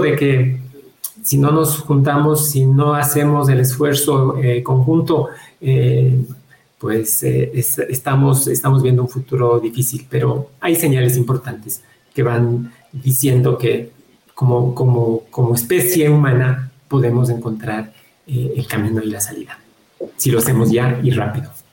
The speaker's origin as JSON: {"language": "Spanish", "country": "Ecuador", "said": "Nosotros como ecuatorianos"}